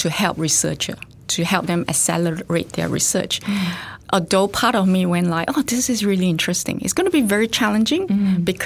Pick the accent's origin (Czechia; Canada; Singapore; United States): Singapore; now in Australia; So I actually grew up in Singapore and I did part of my studies in Singapore